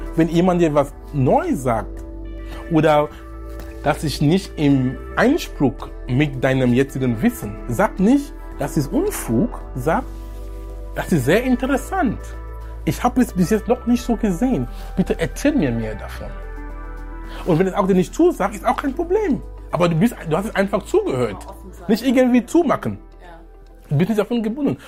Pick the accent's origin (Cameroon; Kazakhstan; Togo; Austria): Cameroon; German is a second language; moved away as an adult; also born or lived in Darmstadt, Germany / Munich, Germany / Essen, Germany; now in Germany; Ich bin gebürtiger Kameruner. Ich lebe in Deutschland seit über 19 Jahren jetzt. Ich bin damals gekommen, um zu studieren. Ich konnte kein Deutsch sprechen